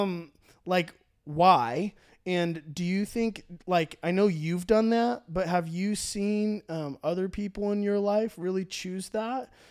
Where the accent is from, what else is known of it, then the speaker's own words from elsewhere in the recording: Orange County, California, United States; I grew up in Orange County, California, where church is cool